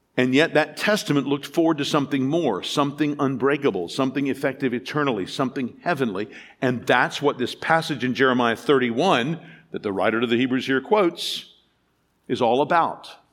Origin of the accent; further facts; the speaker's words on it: United States; As an American